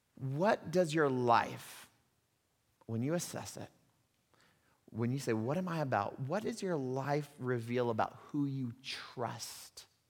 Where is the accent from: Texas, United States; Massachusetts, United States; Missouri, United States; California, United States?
Texas, United States; accent: hick; moved away; I'm a Texas, a Texan kid, right? I'm from Texas, and even if you don't know that, you can probably detect a little bit of hick in the voice every once in a while.